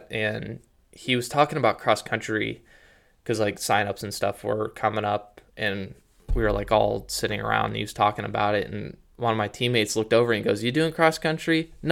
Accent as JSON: {"language": "English", "town": "Canton", "region": "Ohio", "country": "United States", "tie": "born or raised there", "said": "growing up in Canton, I was like, I don't know about all the talent down in Columbus."}